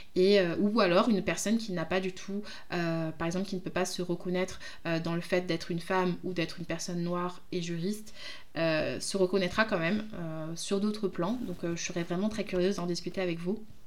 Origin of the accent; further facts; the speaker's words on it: France; je suis d'origine du Congo, mais je suis française